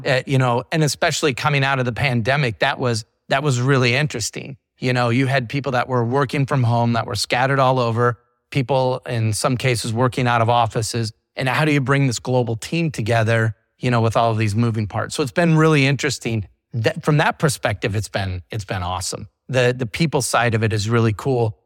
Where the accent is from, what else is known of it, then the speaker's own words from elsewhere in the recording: Iowa, United States; moved away as an adult; now in Florida, United States; I grew up in the big maritime state of Iowa.